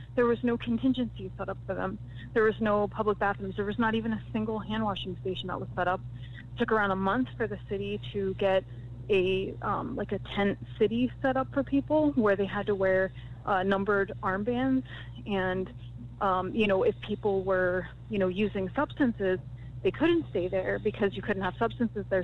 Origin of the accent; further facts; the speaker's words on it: Florida, United States; my home state of Florida